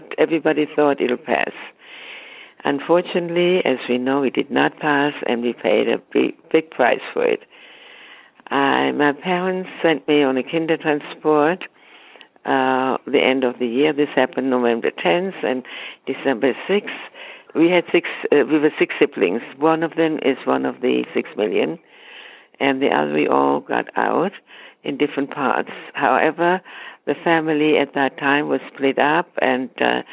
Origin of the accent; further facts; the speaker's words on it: Frankfurt, Hesse, Germany; moved away; I'm from Frankfurt, Germany